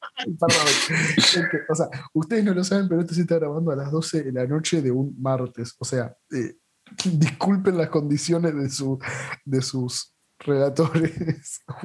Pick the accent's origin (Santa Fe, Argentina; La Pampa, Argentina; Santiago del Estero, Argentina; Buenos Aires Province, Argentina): Buenos Aires Province, Argentina; La Plata; siendo platense